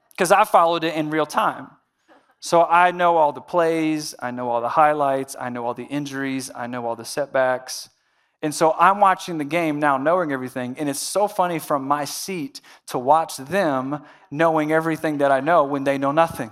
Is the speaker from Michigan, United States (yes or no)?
no; Central Virginia, United States; I'm from Central Virginia